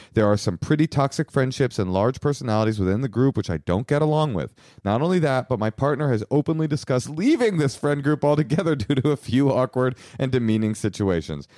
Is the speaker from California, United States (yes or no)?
yes; Bay Area, California, United States; I was raised in the Bay Area